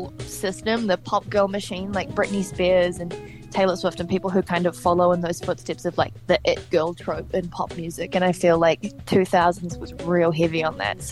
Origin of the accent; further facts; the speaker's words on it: Hawke's Bay, New Zealand; I started working on the covers gig circuit when I was 12 years old in my hometown of Hawke's Bay